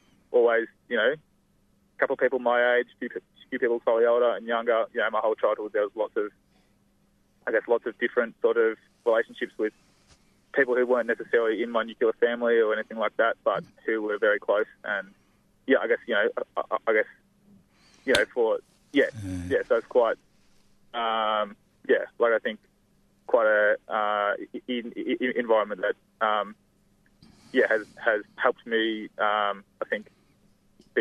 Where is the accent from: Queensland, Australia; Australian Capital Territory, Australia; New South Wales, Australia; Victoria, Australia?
Victoria, Australia; Melbourne; also born or lived in Millgrove, Yarra Valley; I was born in East Melbourne